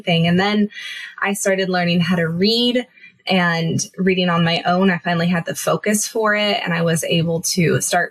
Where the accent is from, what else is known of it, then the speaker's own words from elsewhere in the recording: Southern California, United States; I am from very sunny Southern California.